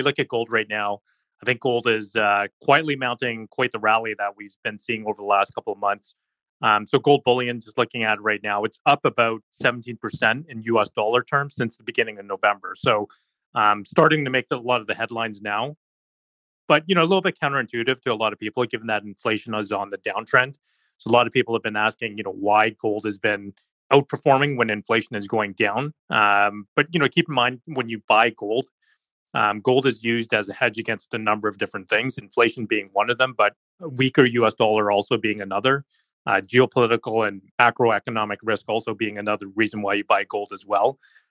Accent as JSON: {"language": "English", "country": "Canada", "said": "as a Canadian investor"}